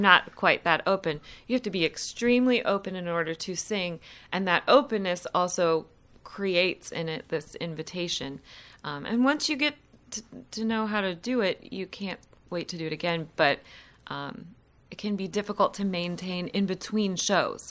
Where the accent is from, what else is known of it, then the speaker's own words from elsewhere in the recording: Columbus, Ohio, United States; moved away as an adult; now in Winston-Salem, United States; I'm originally from Columbus, Ohio